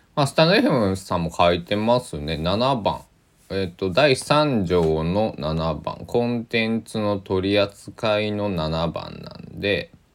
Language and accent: Japanese; Kochi, Japan; 高知県、えー、出身ですから